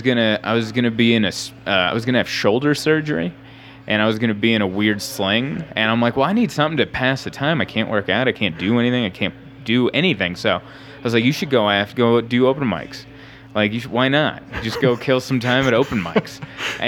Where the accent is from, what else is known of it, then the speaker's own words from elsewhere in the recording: San Diego, California, United States; also born or lived in Budapest, Hungary; I've lived there pretty much my whole life. That's where I was raised